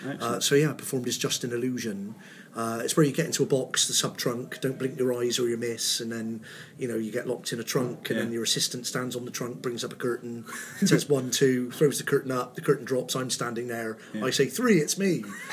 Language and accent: English; Bristol, South West England, United Kingdom; accent: Bristolian; Well, initially, we lived in Bishopston. That was my parents' first house. So I was born in Southmead Hospital. We lived in Bishopston until 1981. So I was coming up for my 7th birthday.